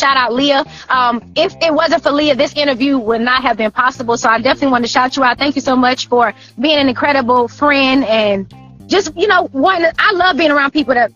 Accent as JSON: {"language": "English", "town": "Woodbine", "region": "Georgia", "country": "United States", "tie": "born or raised there", "also_born_or_lived": "Florida", "said": "I was actually born in Florida, but definitely raised in Woodbine, Georgia"}